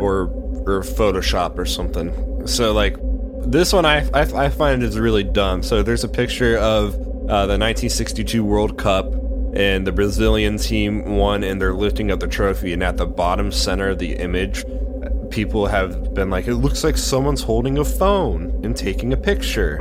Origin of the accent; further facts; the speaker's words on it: United States; I am American.